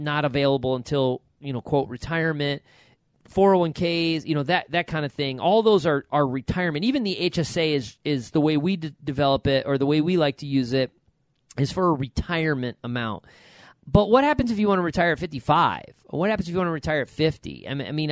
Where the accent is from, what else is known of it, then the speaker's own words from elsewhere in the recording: Rochester, New York, United States; moved away; from Rochester, New York